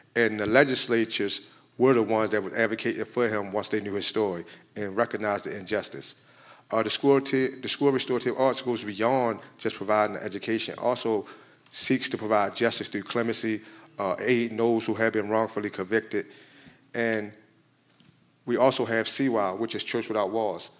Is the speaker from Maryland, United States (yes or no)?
yes; Maryland, United States; moved away as an adult; now in Illinois, United States; I come from Maryland